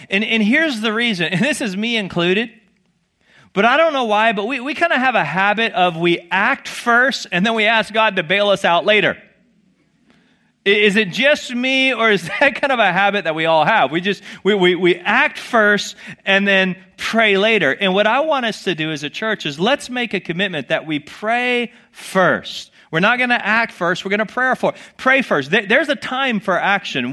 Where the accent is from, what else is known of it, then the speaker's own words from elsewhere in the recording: the South, United States; I grew up in the South